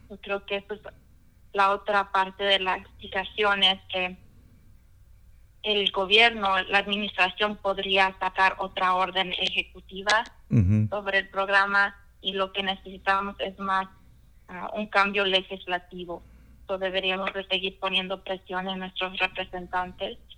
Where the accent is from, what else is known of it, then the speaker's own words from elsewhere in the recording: Pasco, Washington, United States; yo nací en Pasco, ah, Washington.